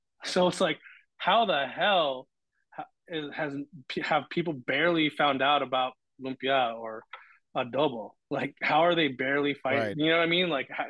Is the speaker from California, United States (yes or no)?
yes; Los Angeles, California, United States; again, I grew up in East LA, so like when I was growing up, I thought I was alone.